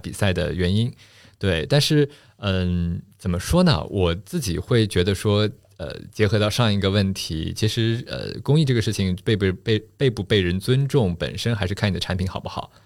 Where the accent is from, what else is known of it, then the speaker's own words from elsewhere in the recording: Shanghai, China; first language Shanghainese; Chinese is a second language; also born or lived in New York / Finland; 其实我老家在上海南汇大团，呃，那个地方呢是个种瓜种水蜜桃的地方，所以我一直都觉得自己不，不是一个这个typical的上海人